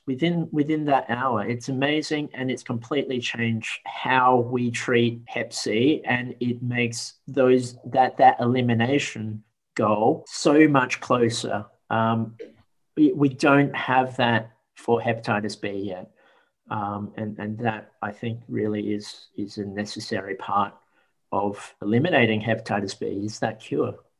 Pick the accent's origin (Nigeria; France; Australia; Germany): Australia; I was born in Australia um, and had to fit in with other Australians.